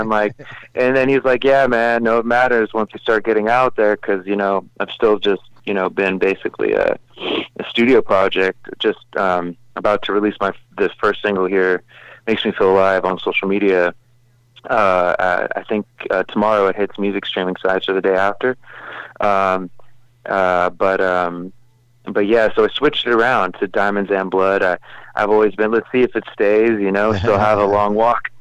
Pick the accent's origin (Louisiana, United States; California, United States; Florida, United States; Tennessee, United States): California, United States; Los Angeles; I grew up in Hollywood.